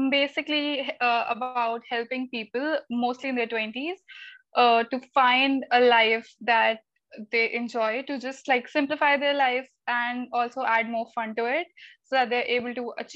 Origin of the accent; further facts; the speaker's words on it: Delhi, India; I'm from Delhi. It's the capital of India